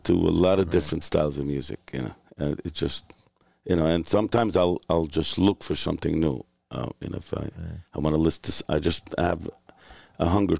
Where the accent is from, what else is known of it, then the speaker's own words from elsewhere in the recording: New York City, New York, United States; Williamsburg by way of Hungary. Yeah. My parents are Hungarian, but I grew up in Williamsburg.